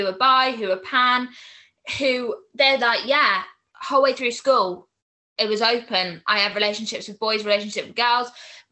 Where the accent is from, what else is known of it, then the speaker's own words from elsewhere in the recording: Swindon, South West England, United Kingdom; I'm 22 and I'm from Swindon